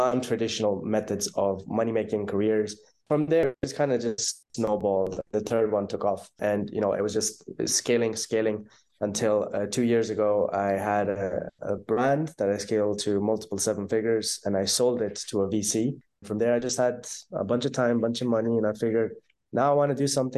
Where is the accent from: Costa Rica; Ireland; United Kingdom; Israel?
Ireland; accent: Irish; moved away as an adult; also born or lived in Pakistan / Netherlands / Bali / Dubai; now in Bulgaria; I was born in Pakistan. When I was around six, I moved to Ireland. My family's in Ireland now. We're pretty much based there. You might hear some of the Irish accent coming through.